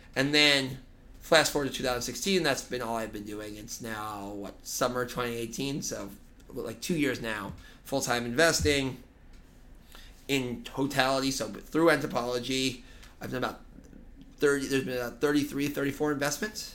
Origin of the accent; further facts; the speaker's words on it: Boston, Massachusetts, United States; moved away as an adult; now in New York City, United States; I was born in New York City, actually. My parents moved to Boston when I was young